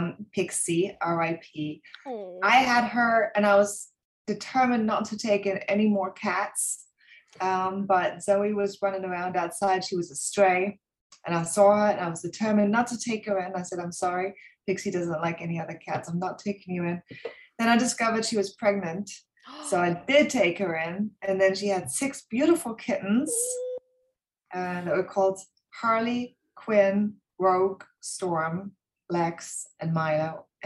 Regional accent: Germany; moved away as an adult; also born or lived in England; So I grew up in Germany. My parents are English, so I'm actually British. I moved to England when I was 18

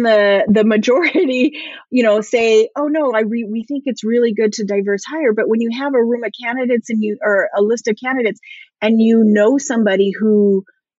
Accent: Southern California, United States; I grew up here in Southern California

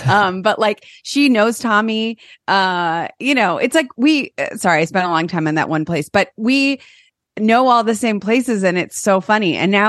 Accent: Chagrin Falls, Ohio, United States; I went to Orange. I'm from like Chagrin Falls area.

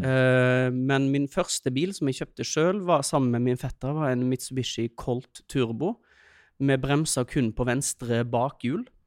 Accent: Øystese, Vestland, Norway; moved away; jeg kommer jo fra Øystese, eh, så vi begynte jo å kjøre bil når vi var tolv

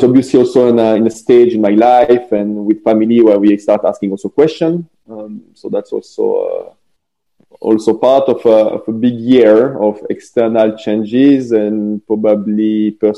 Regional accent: French part of Switzerland, Romandy, Switzerland; I'm not French, but I come from the French part of Switzerland.

